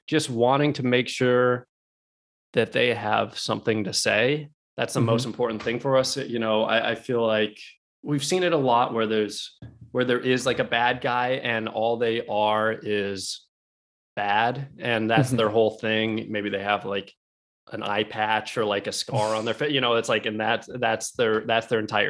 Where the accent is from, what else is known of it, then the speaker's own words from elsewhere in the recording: Alaska, United States; we grew up in Alaska